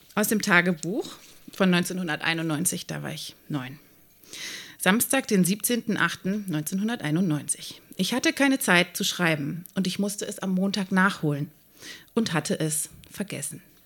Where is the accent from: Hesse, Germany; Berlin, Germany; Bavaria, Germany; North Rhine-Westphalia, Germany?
North Rhine-Westphalia, Germany; Hennef; Mein Heimatort Rott